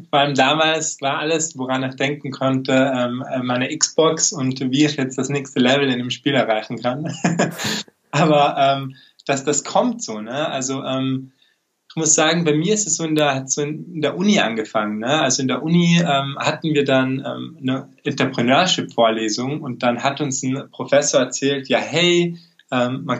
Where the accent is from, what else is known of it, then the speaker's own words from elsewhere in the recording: Tyrol, Austria; wie schon angekündigt.